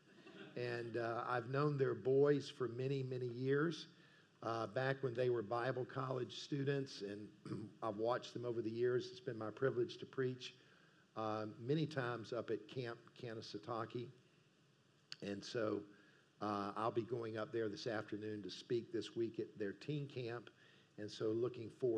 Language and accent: English; Columbia, South Carolina, United States; also born or lived in South Georgia / Greenville, South Carolina; I was born in South Georgia and I was raised in South Carolina